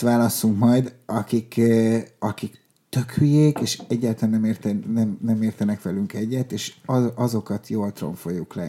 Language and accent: Hungarian; Budapest, Hungary; also born or lived in Lake Balaton area; Oda születtünk mi. Uh-huh. És aztán, de egész kicsik volt, tehát négy évesek voltunk, amikor Budapestre költöztünk